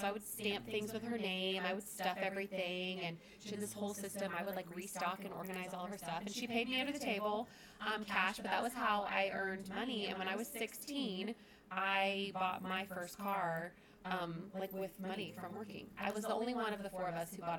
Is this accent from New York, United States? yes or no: no; Brandon, Florida, United States; also born or lived in Seffner, Florida; I grew up just outside of Tampa in Brandon